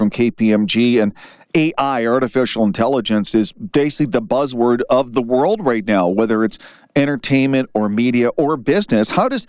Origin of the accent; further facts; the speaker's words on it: Canada; as a Canadian